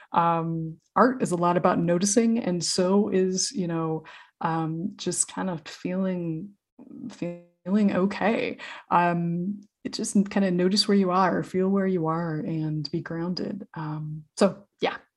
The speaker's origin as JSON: {"language": "English", "region": "Idaho", "country": "United States", "tie": "born or raised there", "said": "I grew up in Idaho"}